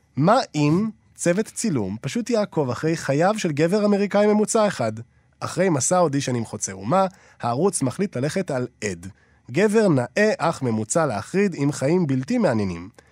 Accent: Israel; אני גם ישראלי

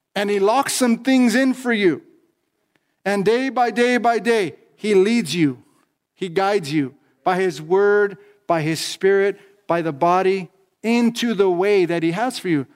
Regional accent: Los Angeles County, California, United States; I'm from Los Angeles County, California

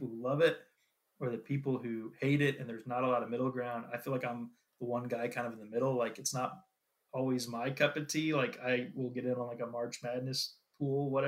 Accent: Missouri, United States; I grew up in Missouri.

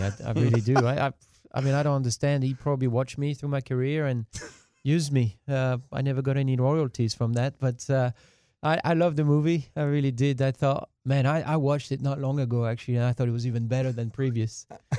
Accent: France; first language French; English is a second language; moved away; My hometown only holds 6,000 people.

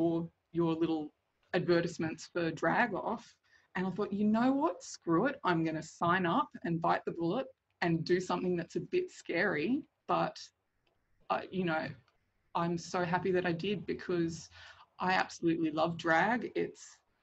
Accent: Armidale, New South Wales, Australia; I grew up in a fairly small town in northern New South Wales called Armidale.

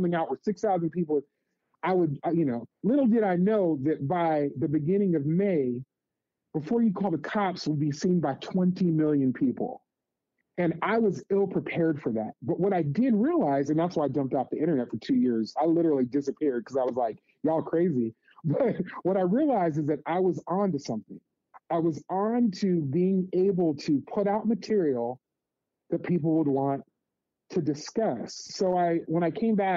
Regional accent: Las Vegas, Nevada, United States; moved away as an adult; also born or lived in Santa Cruz area; growing up in Las Vegas, I grew up in a hugely different community

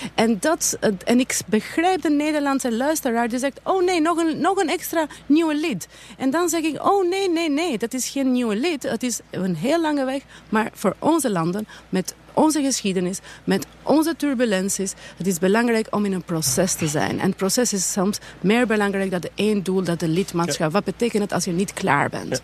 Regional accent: Albania; now in Netherlands

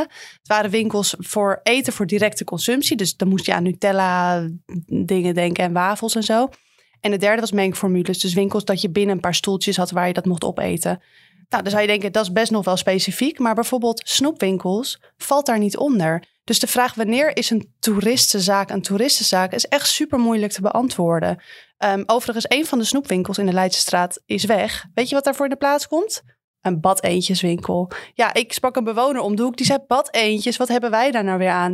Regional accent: Amsterdam, North Holland, Netherlands; wij als Amsterdammer

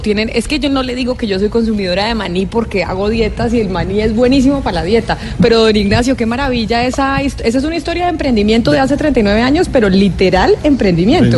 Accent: Bogotá, Colombia; Yo es que soy de Bogotá

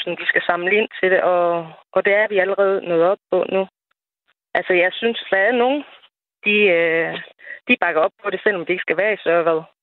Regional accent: Nørre Nissum, Central Denmark Region, Denmark; moved away as an adult; now in Sørvad, Denmark; jeg kommer jo oprindeligt fra Nørre med

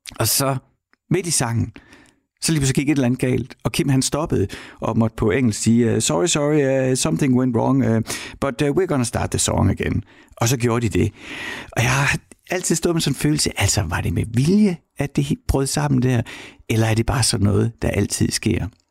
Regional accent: Horsens, Central Denmark Region, Denmark; jeg kommer fra Horsens

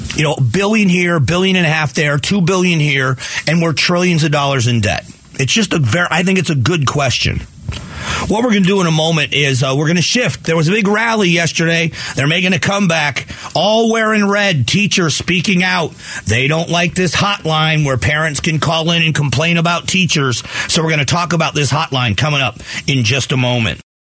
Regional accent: Southwest Florida, United States; moved away as an adult; now in Phoenix, United States; I grew up in Southwest Florida, and then I moved here 28 years ago into the into Phoenix

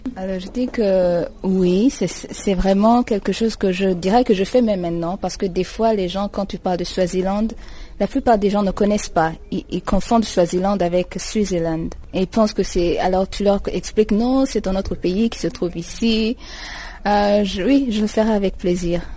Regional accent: Burundi; moved away as an adult; now in Eswatini; je viens du Burundi, c'est un pays qui se trouve à l'est de l'Afrique

